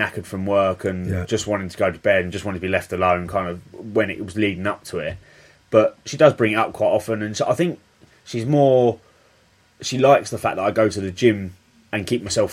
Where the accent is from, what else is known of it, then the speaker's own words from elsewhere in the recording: Medway, South East England, United Kingdom; I've grown up in Medway as well